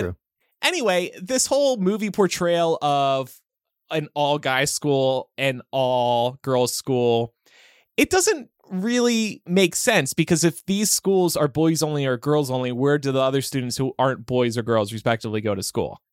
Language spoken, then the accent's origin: English; New Jersey, United States; growing up in South Jersey